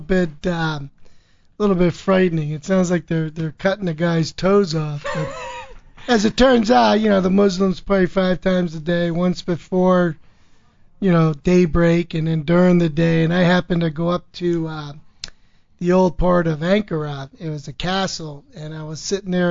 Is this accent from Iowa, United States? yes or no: no; Bethlehem, Pennsylvania, United States; born and bred in Bethlehem, Pennsylvania